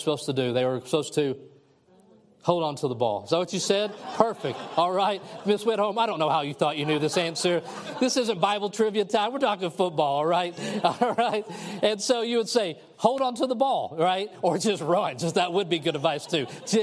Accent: Kentucky, United States; moved away; I'm from Kentucky

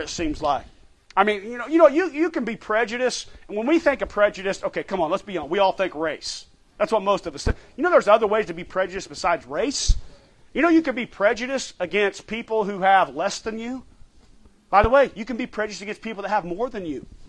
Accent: United States; as American Christians

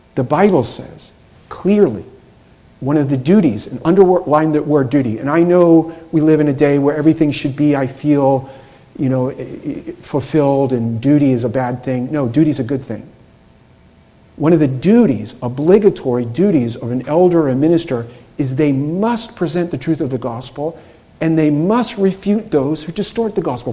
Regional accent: Boston, Massachusetts, United States; I'm from Boston

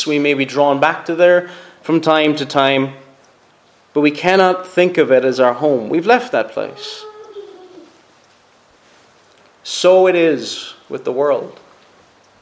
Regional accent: Cork, Munster, Ireland; moved away; I'm not from here, I'm originally from Cork

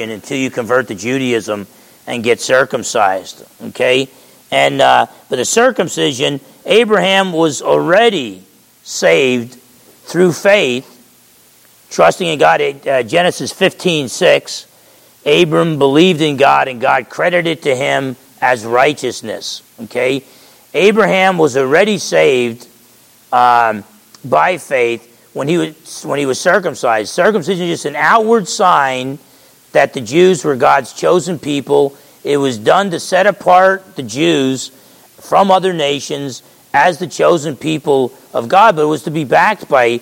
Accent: Essex County, New Jersey, United States; grew up in Essex County, New Jersey, and I'm half Italian.

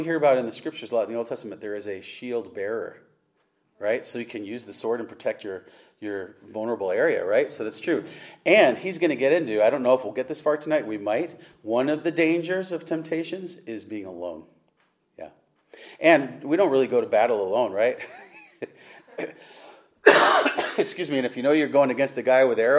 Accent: Webster, New York, United States; I'm from Webster, New York.

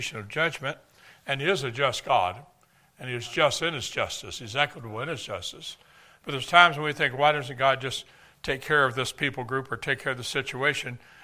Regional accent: Texas, United States; I'm from Texas

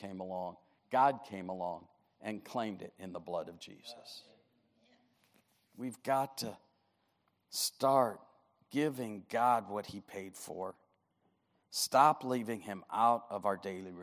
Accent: Detroit, Michigan, United States; pastored the New Bethel Baptist Church, my hometown, Detroit, Michigan

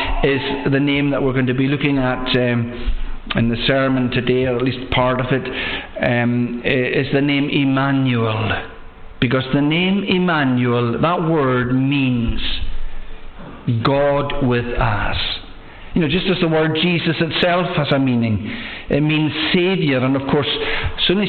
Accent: Loch Broom area, Scotland, United Kingdom; moved away; I'm from the Loch Broom area

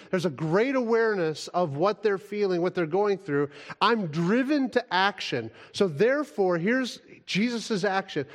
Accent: United States; as an American

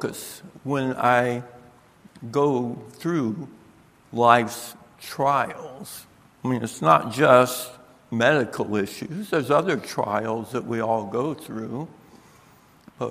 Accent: Tampa, Florida, United States; moved away as an adult; now in Michigan, United States; I am a southern boy. I was born in Tampa, Florida

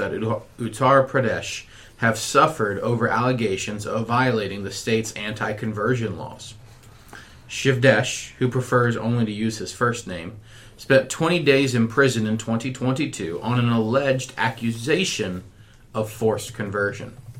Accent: United States; we as American Christians

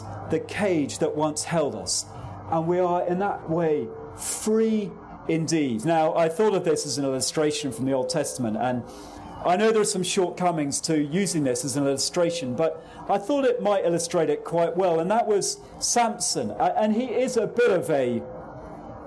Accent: England, United Kingdom

